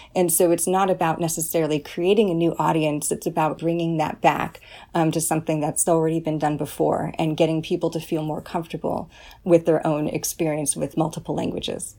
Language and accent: English; California, United States; first language English; I'm from California